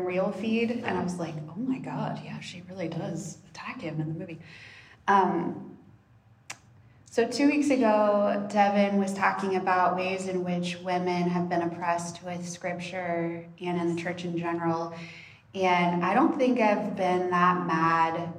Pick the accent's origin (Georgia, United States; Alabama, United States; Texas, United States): Texas, United States; I grew up in Texas, deeply entrenched in Southern evangelical culture